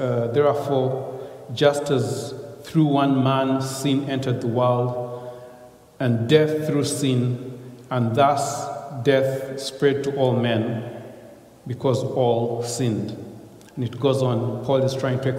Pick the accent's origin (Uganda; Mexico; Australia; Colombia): Uganda; I come from Uganda again, and my mother is a Muganda. My father was a Runyankore